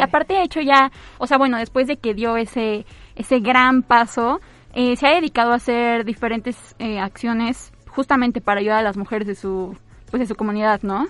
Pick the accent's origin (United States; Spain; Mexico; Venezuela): Mexico; como mexicanos y mexicanas